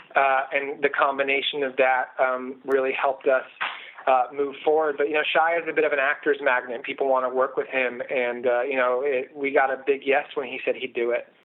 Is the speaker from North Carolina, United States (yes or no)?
yes; Outer Banks of North Carolina, United States; I grew up in Outer Banks of North Carolina.